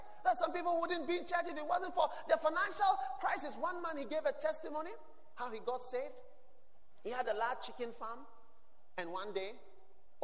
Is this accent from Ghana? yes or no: yes; Ghana; I was born here.